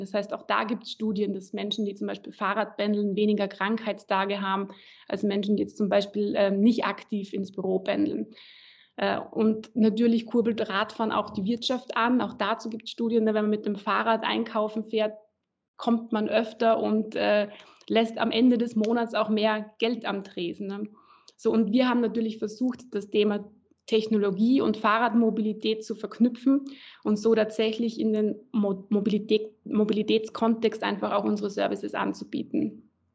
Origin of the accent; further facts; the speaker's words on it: Graz, Styria, Austria; also born or lived in Berlin, Germany / Klagenfurt, Austria; in Graz, also quasi meiner Heimat